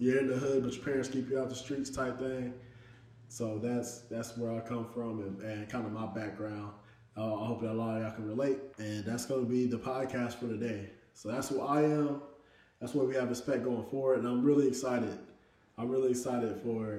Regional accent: Indianapolis, Indiana, United States; I'm from Indianapolis, Indiana

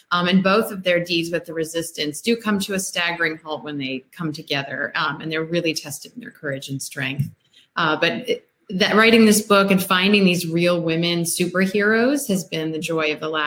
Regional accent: Annapolis, Maryland, United States; You know, growing up in Annapolis, it's very historic.

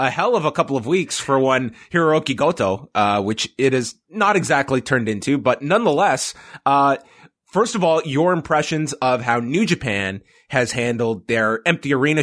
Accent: Canada

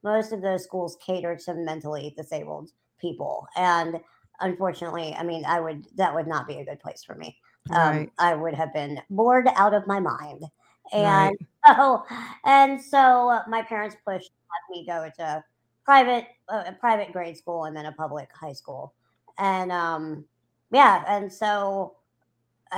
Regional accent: New Orleans, Louisiana, United States; I'm from New Orleans, Louisiana. I have lived here since I was 8 months old.

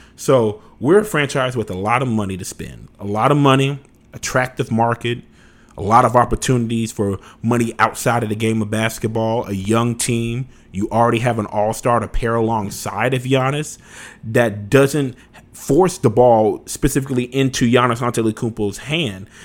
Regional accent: Louisiana, United States; moved away; I'm originally from Louisiana

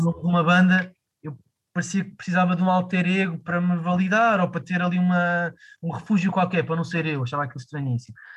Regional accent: Lisbon, Portugal; eu cresci aqui em Lisboa

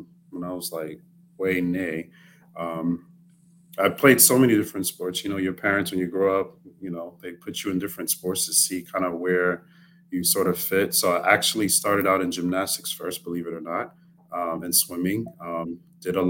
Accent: Maryland, United States; also born or lived in New York City; now in Miami, United States; So even though I grew up in Maryland, I was actually born in New York City

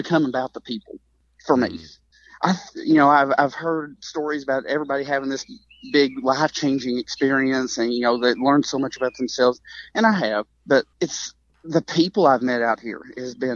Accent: Eastern Kentucky, United States; growing up in Eastern Kentucky

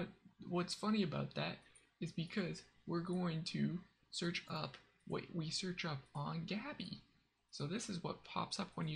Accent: Canada; I'm Canadian

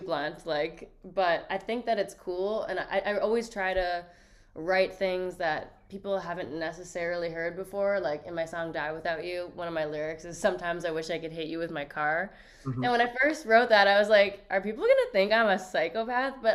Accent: Toronto, Ontario, Canada; growing up in Toronto

